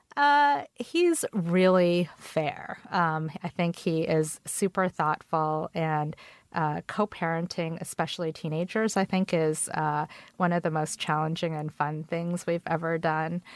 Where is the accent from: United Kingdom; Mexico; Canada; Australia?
Canada; English is a second language; also born or lived in Korea; now in United States; I moved to Canada when I was four with my parents